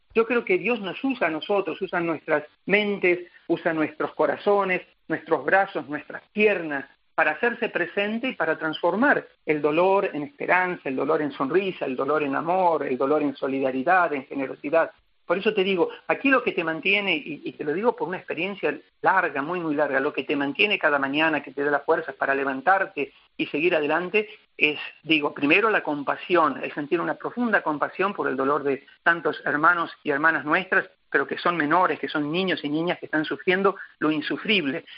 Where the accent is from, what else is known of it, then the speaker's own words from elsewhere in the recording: Argentina; now in Africa; no tengo pensado volver a la Argentina eh, me considero ya africano